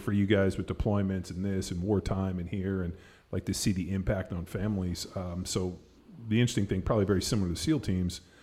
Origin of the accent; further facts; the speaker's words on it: Palos Verdes, California, United States; moved away; also born or lived in Newport Beach; I grew up in Palos Verdes